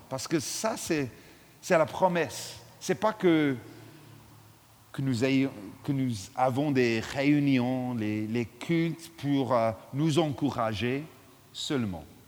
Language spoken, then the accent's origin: French; England, United Kingdom; French is a second language; now in London, United Kingdom; je suis anglais